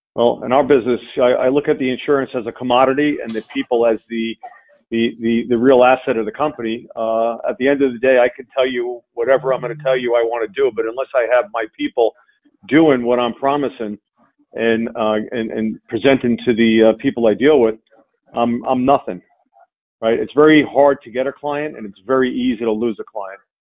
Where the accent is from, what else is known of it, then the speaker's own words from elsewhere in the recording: Long Island, New York, United States; I grew up on uh, Long Island uh, with a with a single mom